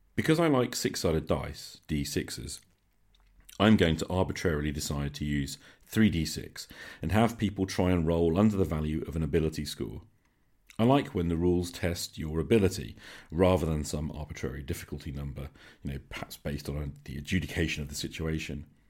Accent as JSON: {"language": "English", "country": "United Kingdom", "said": "I'm British"}